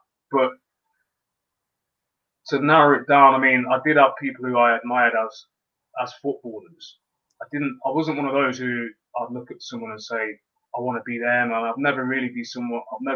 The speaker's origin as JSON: {"language": "English", "town": "Leamington Spa", "region": "West Midlands", "country": "United Kingdom", "tie": "born or raised there", "said": "I was born in Leamington, and the area, even the street, so to speak, that I was born on or grew up"}